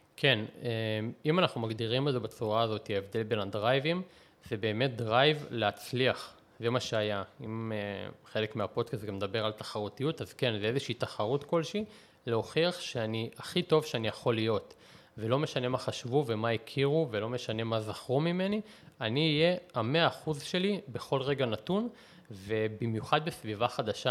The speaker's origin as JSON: {"language": "Hebrew", "country": "Israel", "tie": "born or raised there", "also_born_or_lived": "Russia (Soviet Union)", "said": "אני עליתי בגיל שנה וחצי, אז אי אפשר לקרוא לזה שגדלתי ברוסיה"}